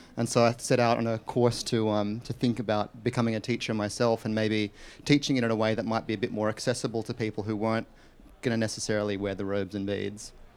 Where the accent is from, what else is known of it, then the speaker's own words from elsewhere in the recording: Australia; where I was born in Australia